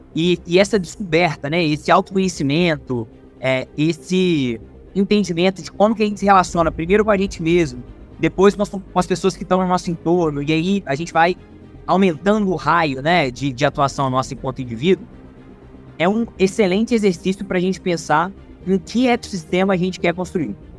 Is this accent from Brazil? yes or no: yes; Juiz de Fora, Minas Gerais, Brazil; eu sou orgulhosamente nascido e criado aqui em Juiz de Fora